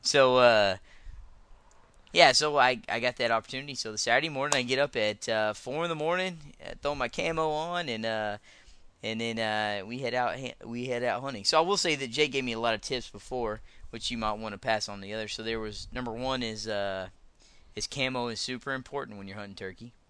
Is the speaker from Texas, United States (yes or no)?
yes; Texas, United States; I'm a Texan, so I live, uh, fairly close to the, uh, the Red River